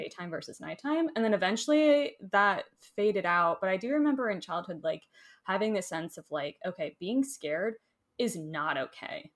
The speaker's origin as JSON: {"language": "English", "region": "Florida", "country": "United States", "tie": "born or raised there", "moved": "yes", "lives_now": "Asheville, United States", "said": "I grew up in Florida, so I love warm weather."}